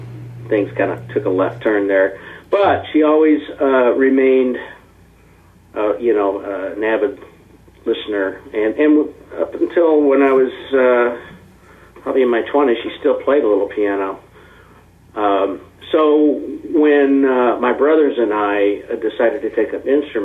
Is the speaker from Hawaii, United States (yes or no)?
no; Kansas City, Missouri, United States; I was born here in Kansas City and raised here in Kansas City